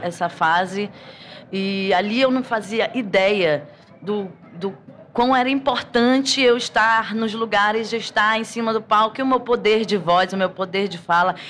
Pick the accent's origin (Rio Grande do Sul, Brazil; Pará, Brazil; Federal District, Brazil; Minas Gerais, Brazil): Pará, Brazil; não tem como crescer no Pará